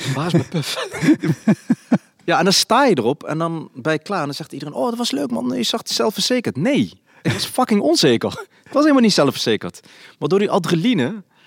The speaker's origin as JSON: {"language": "Dutch", "town": "Nijmegen", "region": "Gelderland", "country": "Netherlands", "tie": "born or raised there", "said": "ik ben opgegroeid in Nijmegen, in een Volkswijk, in de Basoost"}